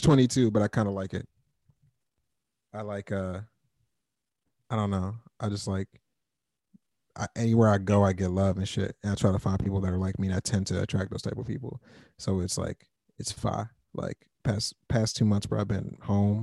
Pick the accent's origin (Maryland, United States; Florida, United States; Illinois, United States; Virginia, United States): Maryland, United States; Fort Washington; moved away as an adult; also born or lived in Wisconsin / Madison; now in Chicago, United States; I grew up in Maryland.